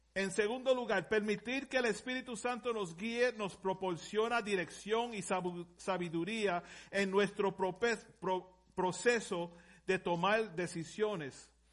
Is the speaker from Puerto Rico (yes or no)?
yes; Puerto Rico; Yo vengo de Puerto Rico, no puedo hablar español